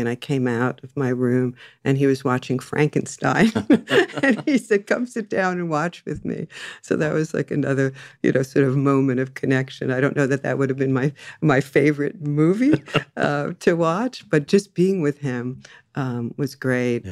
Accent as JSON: {"language": "English", "area": "Jersey Shore, near Asbury Park", "region": "New Jersey", "country": "United States", "tie": "born or raised there", "moved": "yes", "lives_now": "Los Angeles, United States", "said": "I was born and raised on the Jersey Shore"}